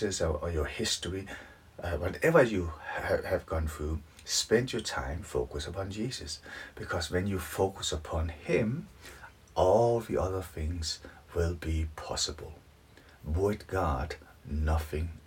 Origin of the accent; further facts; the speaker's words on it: Denmark; moved away as an adult; now in United Kingdom; Originally, I'm from Denmark, but I have lived in the UK for nearly 30 years now.